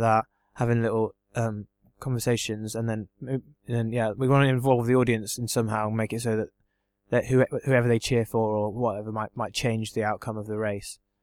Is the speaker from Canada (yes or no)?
no; England, United Kingdom; I'm English